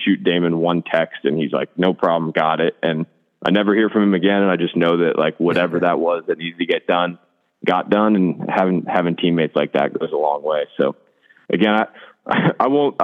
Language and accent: English; Boston, Massachusetts, United States; moved away; I grew up in Boston